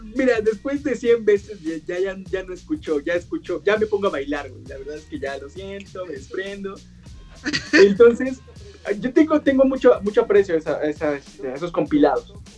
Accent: Oaxaca, Mexico; Yo, soy oaxaqueño, güey, soy, de, soy itzmeño

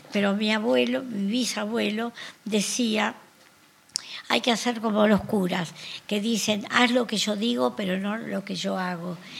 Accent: Argentina; Nosotros somos de Argentina

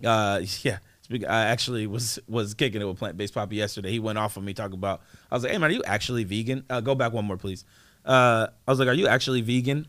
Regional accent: East Coast, United States; I'm from the East Coast

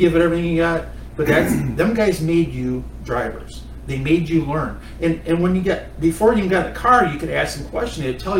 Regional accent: Wisconsin, United States; I grew up in Wisconsin against the toughest race car drivers in the world.

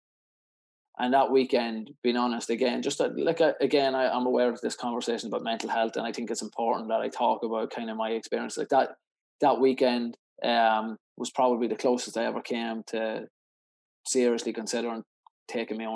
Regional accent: Cootehill, County Cavan, Ireland; my hometown of Coot Hill

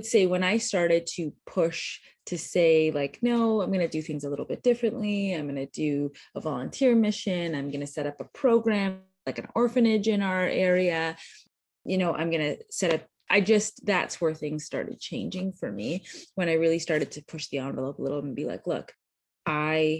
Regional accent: just outside of Toronto, Ontario, Canada; moved away as an adult; now in United States; I am born and raised Canadian, so I grew up just outside of Toronto.

